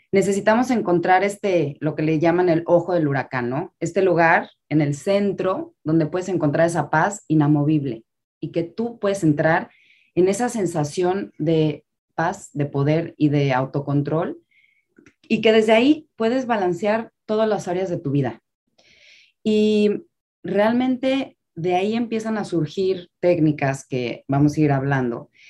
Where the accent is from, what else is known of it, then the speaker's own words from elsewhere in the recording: Mexico City, Mexico; now in Miami, United States; Y vengo de la Ciudad de México a vivir a Miami